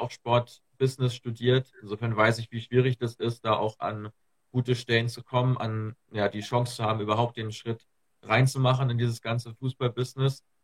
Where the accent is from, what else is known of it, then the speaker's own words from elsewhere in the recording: Germany; ich komme hier aus, Ham aus der Nähe von Hamburg, aus dem, aus dem hohen Norden